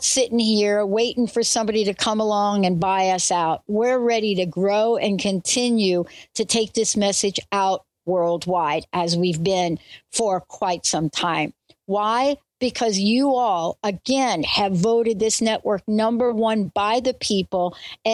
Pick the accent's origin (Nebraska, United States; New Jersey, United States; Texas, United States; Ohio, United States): New Jersey, United States; also born or lived in New York; born in New York, grew up in New Jersey